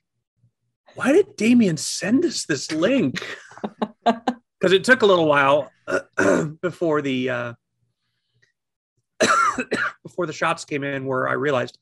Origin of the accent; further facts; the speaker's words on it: United States; as an American